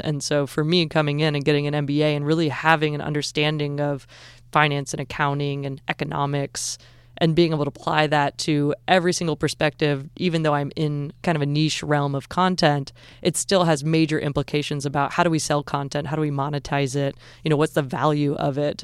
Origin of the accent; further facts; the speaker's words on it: Southern Illinois, United States; moved away as an adult; also born or lived in Southern California; now in Georgia, United States; I'm from Southern Illinois originally